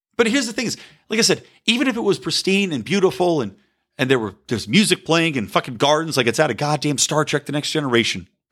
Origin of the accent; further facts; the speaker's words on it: United States; embracing a proud identity as an American